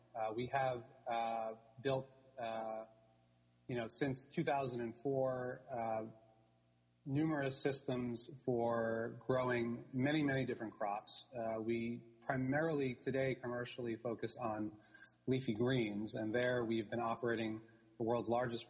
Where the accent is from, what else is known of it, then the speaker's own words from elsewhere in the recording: New York City, New York, United States; I'm born and raised in New York City, grew up actually with the theater industry.